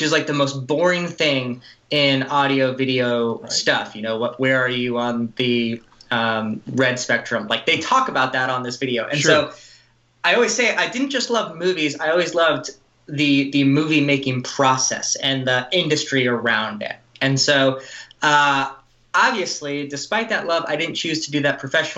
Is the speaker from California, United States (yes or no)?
yes; Los Angeles, California, United States; I grew up in the Los Angeles area